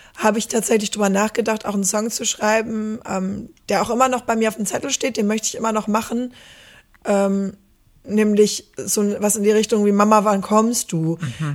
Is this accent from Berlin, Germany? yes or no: no; Stromberg, North Rhine-Westphalia, Germany; also born or lived in Netherlands / Beckum; ich komme hier aus der Ecke, aus Stromberg.